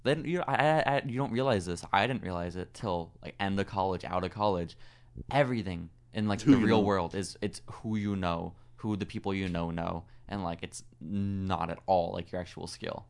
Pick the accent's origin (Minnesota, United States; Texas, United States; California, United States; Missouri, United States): Texas, United States; San Antonio; born or raised there